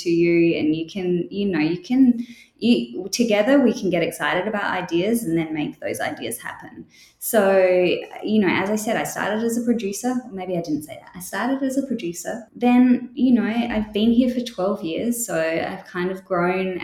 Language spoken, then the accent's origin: English; Australia; accent: Australian; moved away as an adult; also born or lived in United Kingdom / Edinburgh, Scotland / London, England; I grew up in Australia, but I was born in the UK, and then I went back to the UK for university